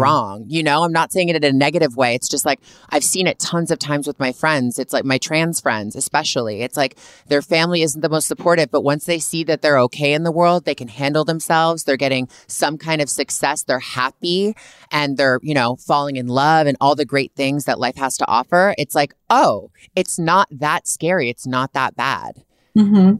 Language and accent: English; Canada; also born or lived in Toronto; I'm from Canada, born and raised.